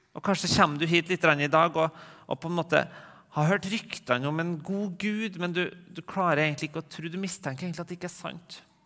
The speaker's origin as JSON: {"language": "Norwegian", "town": "Rennebu", "region": "Trøndelag", "country": "Norway", "lives_now": "Trondheim, Norway", "said": "går hjem på Bedehusmøte hjemme i Regnbu"}